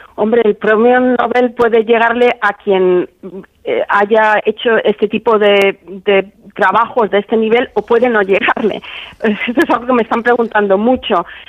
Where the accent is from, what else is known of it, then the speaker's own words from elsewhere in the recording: Spain; moved away; en mi pueblo, que mi pueblo me dedicase una calle, que me hicieran hija predilecta